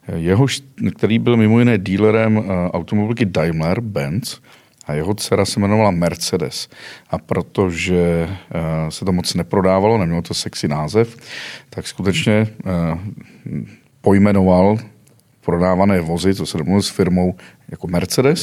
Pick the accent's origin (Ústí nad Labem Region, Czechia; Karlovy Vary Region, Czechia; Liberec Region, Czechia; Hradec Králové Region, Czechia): Karlovy Vary Region, Czechia; now in Prague, Czech Republic; pocházím z Karlovarského kraje